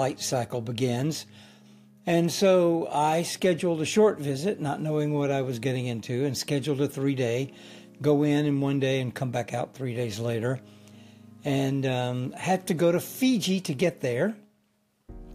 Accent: Alabama, United States; moved away as an adult; also born or lived in Huntsville, Alabama; now in Hawaii, United States; I grew up in Alabama.

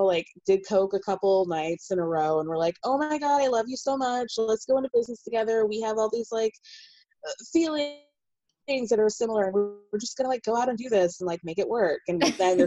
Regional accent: Georgia, United States; I'm from Georgia too

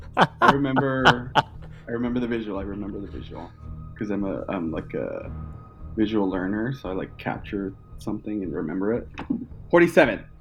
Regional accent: Colorado, United States; moved away as an adult; now in Los Angeles, United States; I'm originally from Colorado

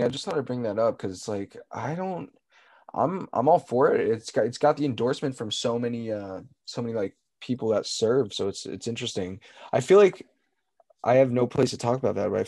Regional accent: New Jersey, United States; also born or lived in Tennessee; I grew up in New Jersey

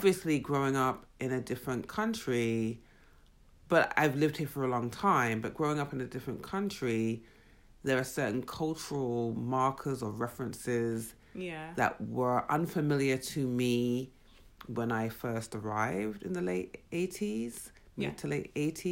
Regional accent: England, United Kingdom; moved away; growing up in England

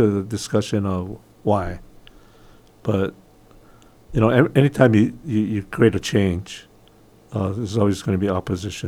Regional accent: United States; I'm American

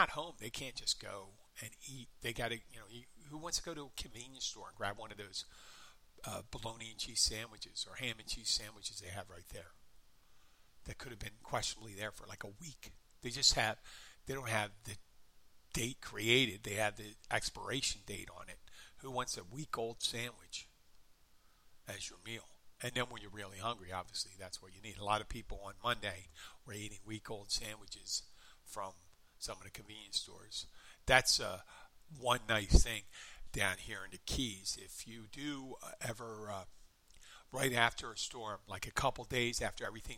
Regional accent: Philadelphia, Pennsylvania, United States; I was going to college in my hometown and I lived in the far northeastern corner of the city, my home was, but I lived on campus

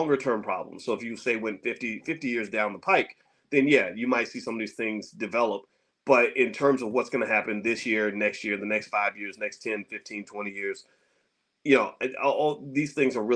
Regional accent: Louisville, Kentucky, United States; In my hometown of Louisville

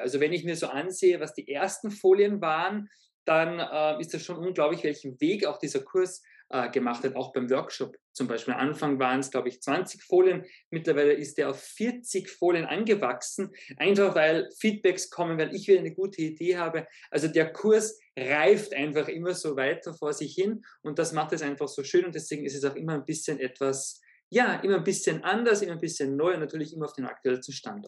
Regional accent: Zell am See, Salzburg, Austria; born or raised there

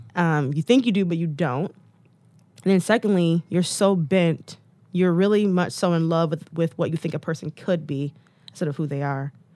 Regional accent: Detroit, Michigan, United States; I'm from Detroit

